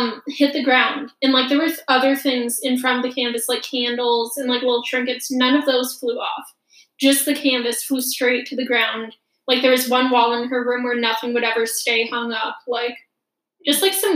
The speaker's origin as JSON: {"language": "English", "region": "Michigan", "country": "United States", "tie": "born or raised there"}